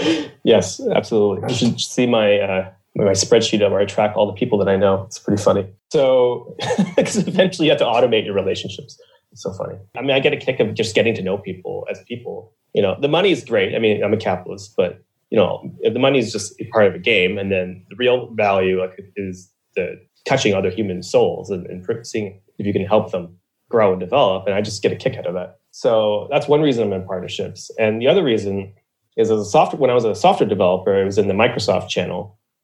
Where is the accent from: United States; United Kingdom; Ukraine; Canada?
Canada; Ontario; also born or lived in Niagara Falls / Mississauga / Hamilton; So I was born in Niagara Falls, Ontario. And then we moved to Mississauga, which is like a suburb of Toronto. And then I moved to Hamilton, which is another suburb of Toronto. And then when I was 7, I moved to Eastern Ontario.